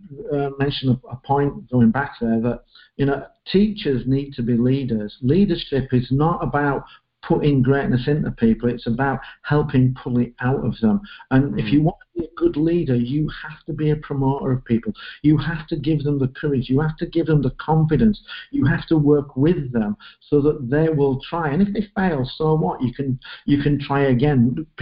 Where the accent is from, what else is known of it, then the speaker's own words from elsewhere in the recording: England, United Kingdom; I'm looking and I'm English, and I look at writing and I'm thinking, Dickens, Chaucer, Shakespeare, how the hell can I write?